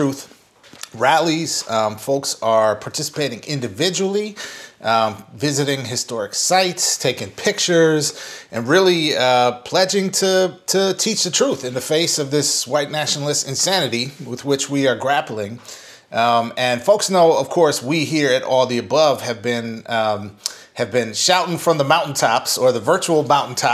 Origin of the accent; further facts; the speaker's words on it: St. Paul, Minnesota, United States; moved away; I'm from Minnesota, from St. Paul, Minnesota, Twin Cities area